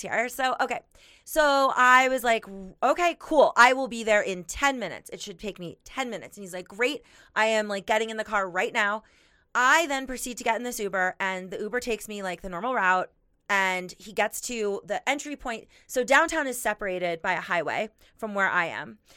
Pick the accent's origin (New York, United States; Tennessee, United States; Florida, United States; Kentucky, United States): Florida, United States; Miami; now in Denver, United States; I'm from Miami